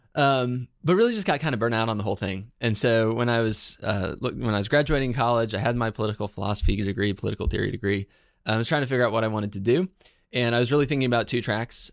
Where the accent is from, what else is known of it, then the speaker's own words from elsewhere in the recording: Herndon, Virginia, United States; so I'm from Herndon, Virginia.